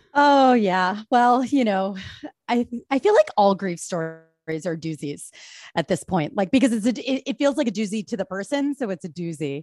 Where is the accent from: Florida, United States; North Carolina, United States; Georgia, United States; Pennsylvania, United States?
Pennsylvania, United States; Bala Cynwyd; moved away as an adult; now in New York, United States; I grew up, uh, right off of Conshohocken State Road, you know, just, like, trolled suburban square as a teen